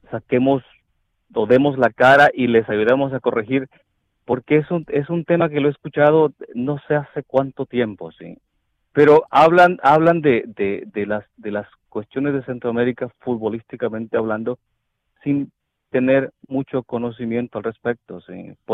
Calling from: Dallas, Texas, United States; Hola Alex … de Dallas.

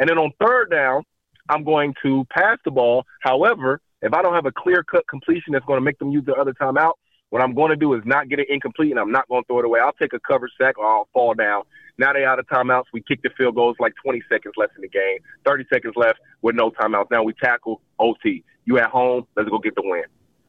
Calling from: Nashville, Tennessee, United States; Hey, … from Nashville.

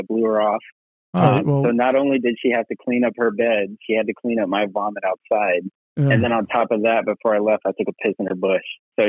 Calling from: Los Angeles, California, United States; Los Angeles.

